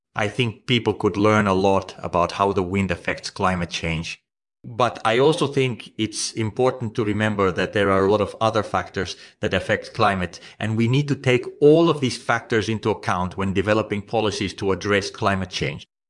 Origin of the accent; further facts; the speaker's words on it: Estonia; I grew up in Estonia